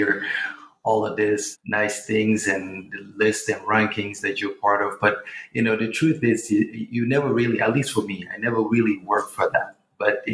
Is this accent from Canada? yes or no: no; Portugal; also born or lived in Guinea-Bissau / London, United Kingdom; now in New York, United States; I was born in Guinea-Bissau, you know, grew up in Portugal, educated in London, and now I reside in New York for the past